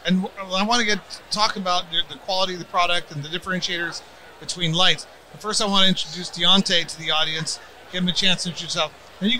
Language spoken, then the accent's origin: English; Tucson, Arizona, United States; I went to Amphi.